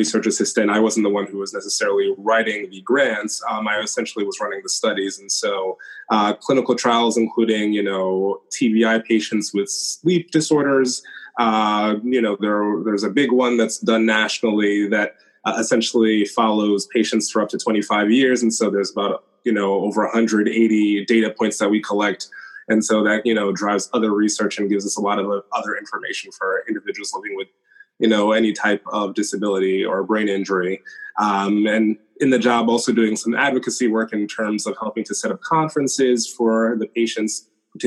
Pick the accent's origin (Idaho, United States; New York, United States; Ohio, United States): New York, United States; Rockland County; moved away as an adult; also born or lived in Binghamton, New York / Washington, D.C. / New Jersey; now in Cambridge, United States; My hometown is Rockland County in New York